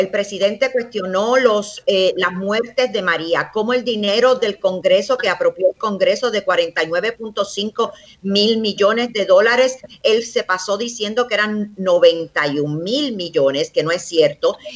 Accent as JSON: {"language": "Spanish", "country": "Puerto Rico", "said": "esas son las clases de cosas que nosotros como puertorriqueños hemos estado haciendo en una forma voluntaria."}